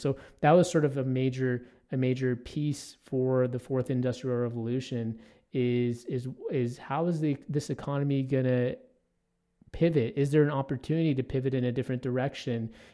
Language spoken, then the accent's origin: English; Toronto, Ontario, Canada; now in Edmonton, Canada; I grew up in Toronto, which is a huge, obviously, urban environment.